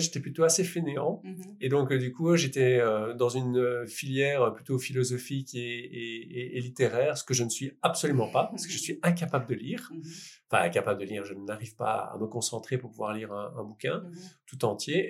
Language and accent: French; Liège, Wallonia, Belgium; je venais de Liège, donc un euh, bon liégeois ne sait évidemment pas euh, parler néerlandais